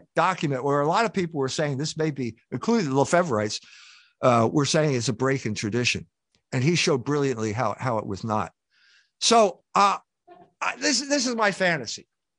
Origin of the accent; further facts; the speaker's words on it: Philadelphia, Pennsylvania, United States; I grew up in Philadelphia